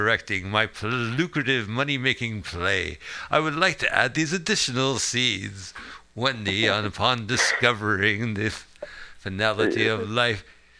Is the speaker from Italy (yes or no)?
no; Montclair, New Jersey, United States; We're from Montclair.